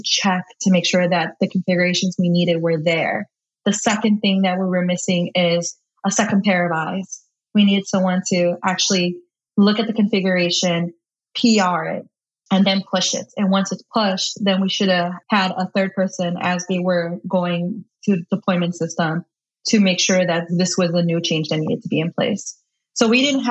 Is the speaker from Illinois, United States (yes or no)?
yes; Chicago, Illinois, United States; I live in Chicago, Illinois, born and raised on the South Side